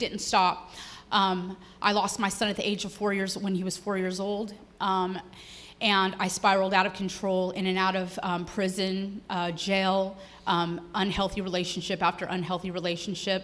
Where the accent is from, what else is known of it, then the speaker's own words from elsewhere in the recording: Marysville, California, United States; I'm from Marysville, Yuba City, California.